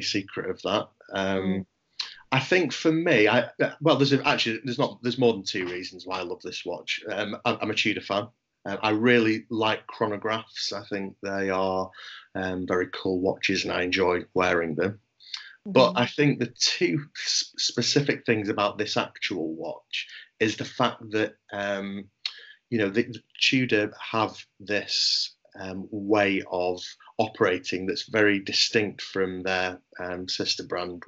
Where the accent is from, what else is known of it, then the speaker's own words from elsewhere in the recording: England, United Kingdom; as an Englishman